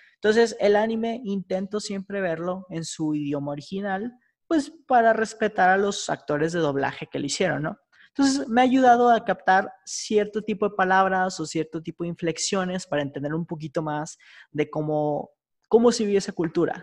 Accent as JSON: {"language": "Spanish", "country": "Mexico"}